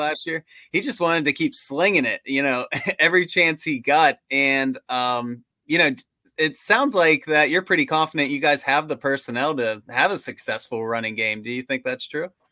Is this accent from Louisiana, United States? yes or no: no; West Virginia, United States; we're from West Virginia, we have season tickets to W, W V U games, but we live closer to Pittsburgh than we do Morgantown